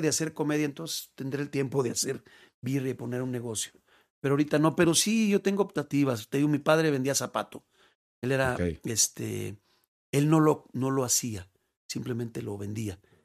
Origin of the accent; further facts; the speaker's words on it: Mexico; also born or lived in León / Guadalajara; es gratificante para uno como mexicano decir, vámonos